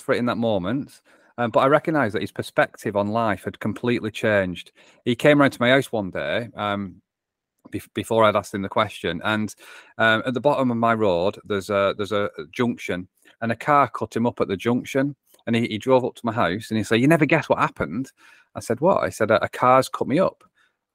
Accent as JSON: {"language": "English", "region": "North West England", "country": "United Kingdom", "accent": "English", "said": "England is where my accent is from. In between Manchester and Liverpool is where I call home."}